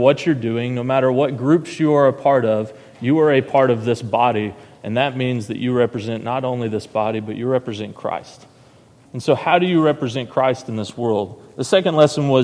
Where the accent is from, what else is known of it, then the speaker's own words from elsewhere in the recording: Heber Springs, Arkansas, United States; also born or lived in Searcy, Arkansas; I was born in Searcy, Arkansas, and was raised in Heber Springs for about 4 years